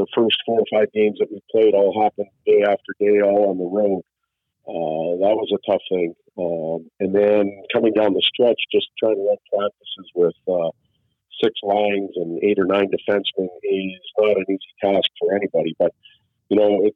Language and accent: English; Saskatchewan, Canada; now in South Bay, United States; I'm from Saskatchewan.